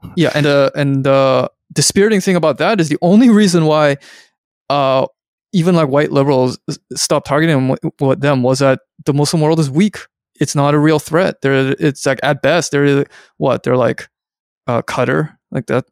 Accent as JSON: {"language": "English", "town": "Vancouver", "region": "British Columbia", "country": "Canada", "tie": "born or raised there", "said": "I'm from Vancouver, where there were a lot of Hong Kong people when I was growing up"}